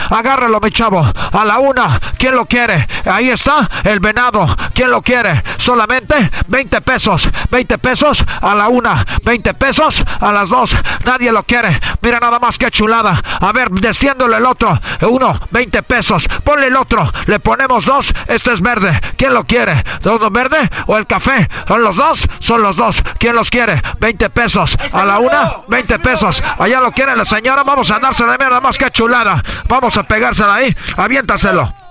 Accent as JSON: {"language": "Spanish", "country": "Mexico", "said": "como buenos mexicanos, {S5} necesitamos. pero, pero {S7} como buen mexicano mexicano, tenemos aquí"}